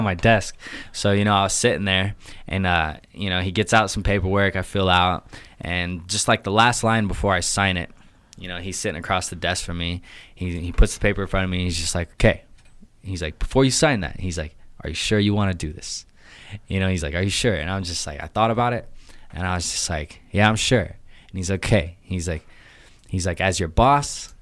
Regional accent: Boise, Idaho, United States; also born or lived in Provo, Utah; I'm a Boise native. Um, I grew up here

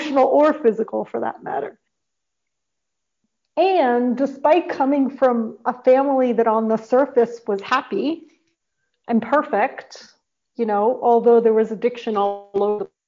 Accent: New York City, New York, United States; moved away; I grew up in the North Bronx

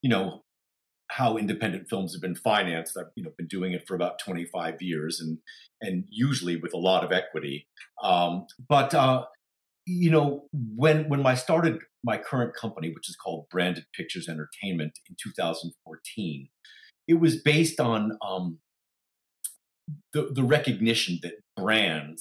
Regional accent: New York, United States; moved away as an adult; also born or lived in Palo Alto; now in Los Angeles, United States; I am from New York, and probably planted the theater seed when I was growing up in New York.

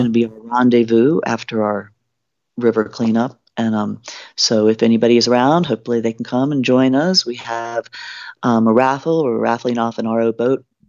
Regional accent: Virginia, United States; moved away as an adult; also born or lived in Wyoming / Missoula, Montana; now in Helena, United States; I grew up in Virginia, and then my husband and I, um, had moved out to Wyoming

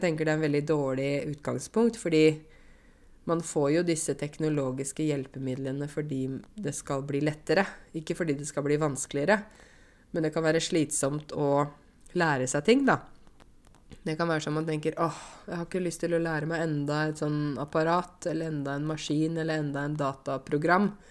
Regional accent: Norway; jeg er norsk, og jeg har vokst opp på en sånn måte at når jeg var 18, siste året videregående

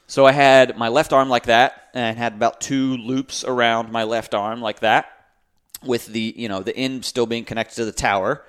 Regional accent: Raleigh, North Carolina, United States; born and raised in Raleigh

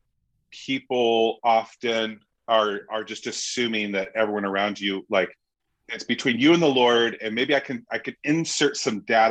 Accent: United States; I'm American.

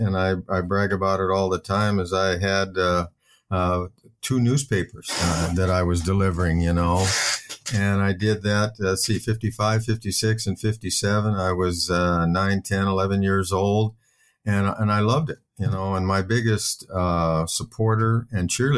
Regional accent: La Mesa, California, United States; me and my five sisters were all born and raised in Southern California

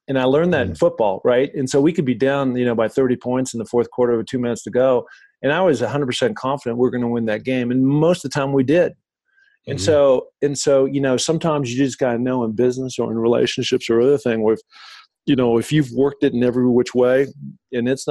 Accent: Seattle, Washington, United States; growing up in Seattle

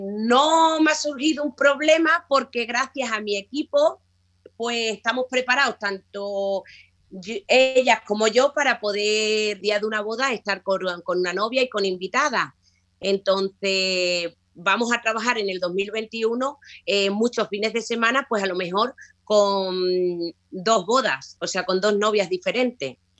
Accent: Higuera la Real, Extremadura, Spain; mi pueblo natal, Higuera la Real, es un pueblo al sur de Extremadura

